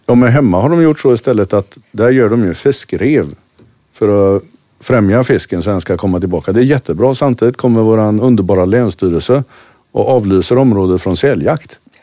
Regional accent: Kungshamn, Västra Götaland, Sweden; jag bor strax utanför Kungshamn

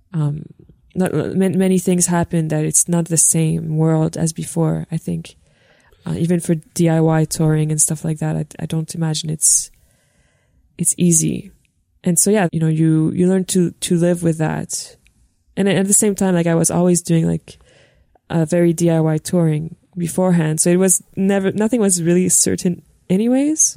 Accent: Montreal, Quebec, Canada; also born or lived in North Shore; I'm I'm from Montreal. Yeah, I was born in the North Shore.

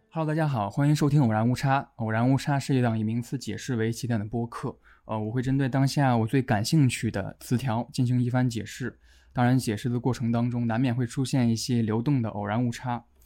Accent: northern China, China; 我是北方人

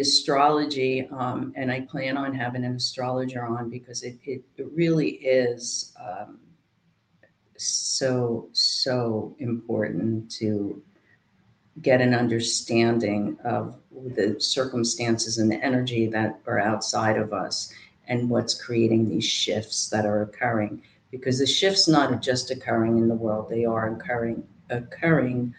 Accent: New Jersey, United States; also born or lived in South Carolina; now in Norfolk, United States; I'm from Jersey

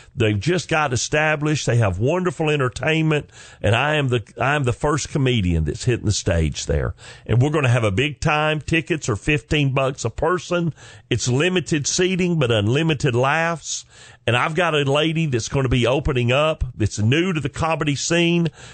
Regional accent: the South, United States; accent: southern drawl; I'm from the South. I'm a Southern gentleman

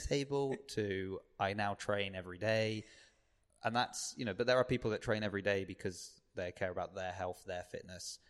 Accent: Southampton, South East England, United Kingdom; I grew up on the South Coast

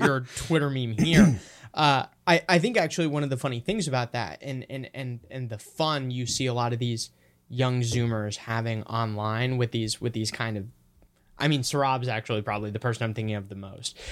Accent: Minnesota, United States; I'm from Minnesota

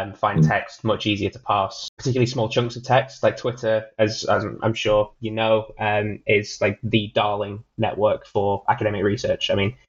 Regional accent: United Kingdom; as a Brit

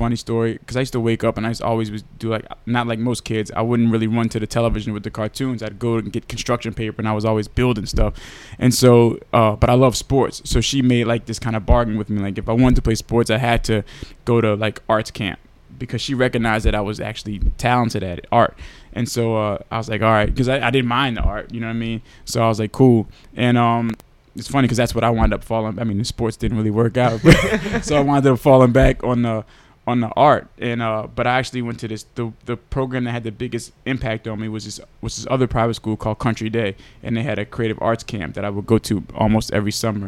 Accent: New Orleans, Louisiana, United States; I grew up in the Third Ward, in Jackson and Dry

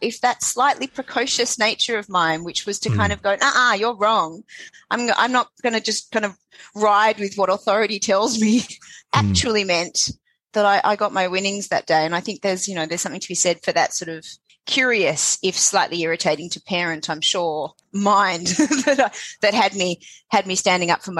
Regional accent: Sydney, New South Wales, Australia; born in Sydney, born in Balmain. When it was a – quite rough working class suburb.

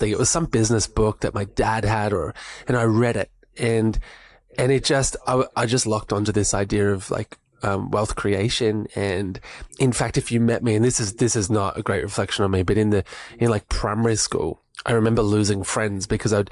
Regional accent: Melbourne, Victoria, Australia; moved away as an adult; now in Sunshine Coast, Australia; I grew up in Melbourne

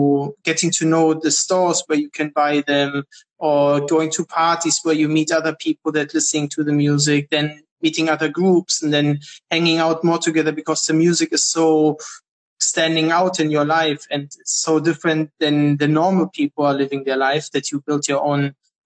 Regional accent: Germany; also born or lived in Berlin; now in Israel; I grew up in Germany.

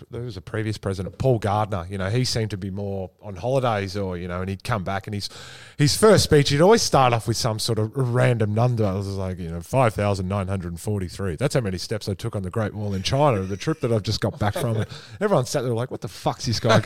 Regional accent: Essendon, Victoria, Australia; I grew up in Essendon

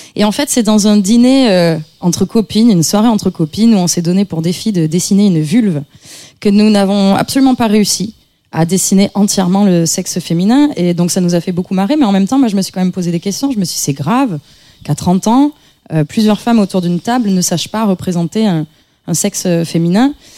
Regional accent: Avignon, Provence-Alpes-Côte d'Azur, France; je viens d'Avignon, je viens d'une famille, euh, je dirais de classe moyenne

